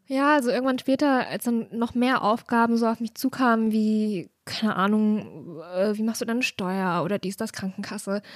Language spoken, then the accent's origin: German; near Erfurt, Thuringia, Germany; moved away as an adult; also born or lived in Leipzig; ich habe ganz viel meiner Jugend in der Regionalbahn verbracht, Na. weil das ist auf jeden Fall das, was man dann halt so macht, am Wochenende nach Erfurt fahren oder auch mal nach Jena oder nach Weimar